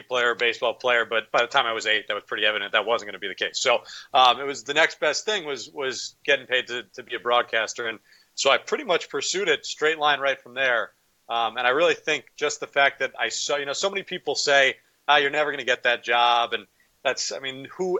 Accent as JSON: {"language": "English", "region": "Connecticut", "country": "United States", "tie": "born or raised there", "also_born_or_lived": "Queens, New York", "said": "I grew up in Connecticut. I was born in Queens, but I grew up in Connecticut."}